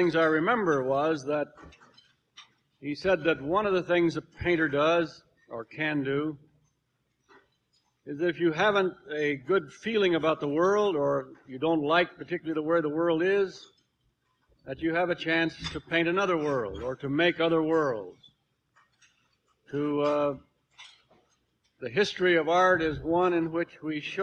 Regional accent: California, United States; also born or lived in Arizona; raised most of the time in California.

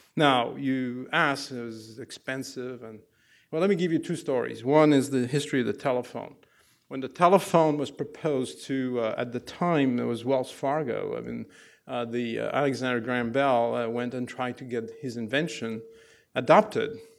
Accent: Algeria; English is a second language; moved away as an adult; now in United States; I grew up in Algeria in a no, no-name place.

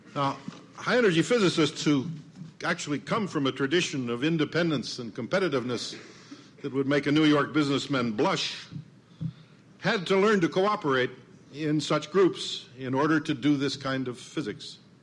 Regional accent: Medicine Hat, Alberta, Canada; moved away; I was visiting my hometown. It's a little town on the prairies, Canadian prairies, called Medicine Hat

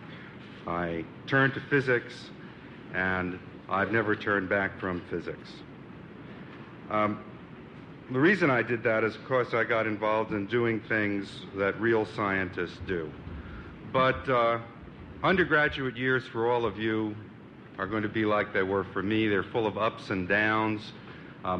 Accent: New York, United States; I was born in New York. I went through the New York public schools.

